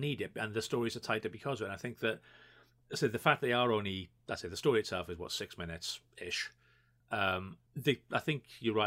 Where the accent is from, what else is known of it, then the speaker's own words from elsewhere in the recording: Wales, United Kingdom; obviously we're Welsh